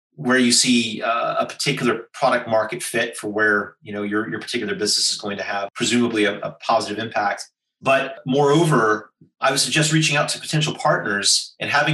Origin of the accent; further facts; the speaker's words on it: United States; accent: American; now in Singapore; Despite my Caucasian visage and my outrageous American accent, I am a Singaporean citizen